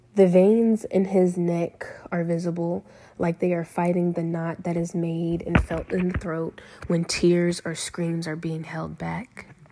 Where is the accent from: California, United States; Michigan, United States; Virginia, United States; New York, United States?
Virginia, United States; Lynchburg; also born or lived in Rustburg, Virginia; I am from Lynchburg, Virginia, and have lived in both Lynchburg and Rustburg, which are both small cities in Virginia. I attended Rustburg Elementary School, Rustburg Middle School, and I graduated from Rustburg High School